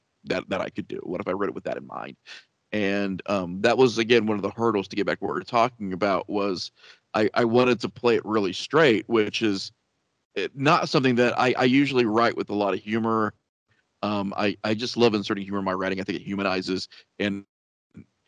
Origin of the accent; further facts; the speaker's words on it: Midwest, United States; we're from the Midwest in the United States